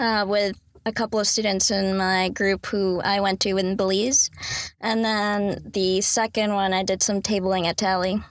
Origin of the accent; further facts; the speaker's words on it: Raleigh, North Carolina, United States; I was born and raised in Raleigh, North Carolina.